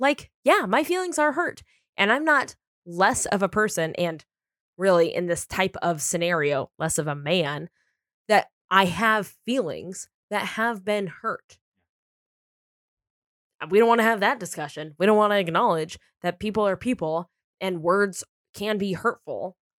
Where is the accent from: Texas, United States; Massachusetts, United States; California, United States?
California, United States; San Diego; now in Los Angeles, United States; I mean, I'm from San Diego and I live in LA.